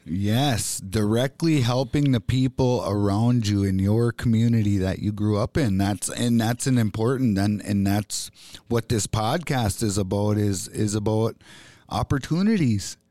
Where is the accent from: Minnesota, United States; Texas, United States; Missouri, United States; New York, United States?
Minnesota, United States; Bois Forte Band of Chippewa; I'm an Ojibwe from the Boys Fort Band of Chippewa Indians.